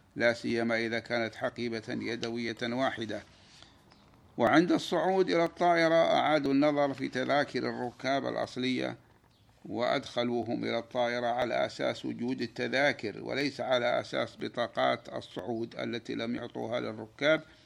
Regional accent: Saudi Arabia; بلادنا المملكة العربية السعودية

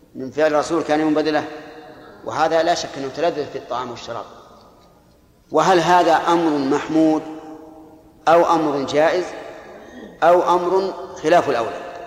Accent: Al-Qassim, Saudi Arabia; عندنا في القصيم بالسميرة

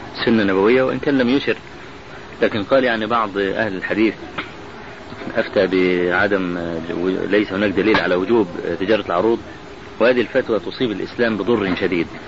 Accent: Egypt; عندنا في مصر

